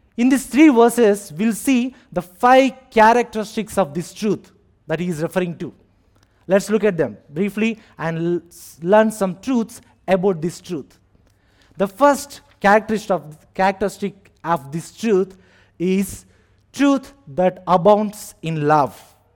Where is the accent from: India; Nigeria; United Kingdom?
India; moved away as an adult; now in Abu Dhabi, United Arab Emirates; I am from India